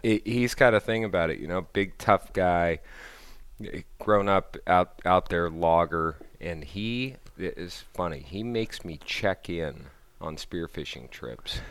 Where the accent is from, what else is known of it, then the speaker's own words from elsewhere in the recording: Southern California, United States; I grew up in Southern California